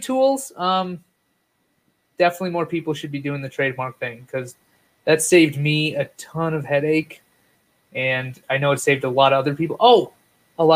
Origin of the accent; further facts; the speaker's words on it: Wisconsin, United States; I'm from Wisconsin